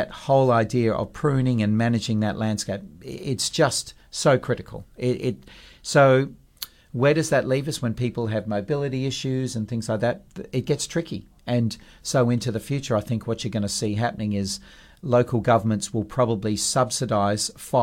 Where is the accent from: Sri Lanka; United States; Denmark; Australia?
Australia; Perth, Western Australia; when we grew up in Perth